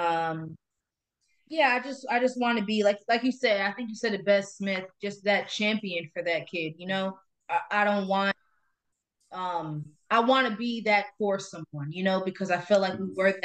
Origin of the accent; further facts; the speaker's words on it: Ghana; now in United States; I'm Ghanaian